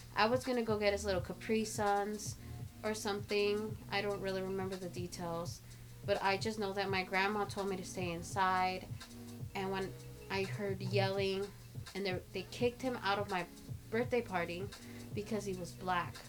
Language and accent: English; Los Angeles, California, United States; I was born in East LA. I grew up in South LA for the first like six years of my life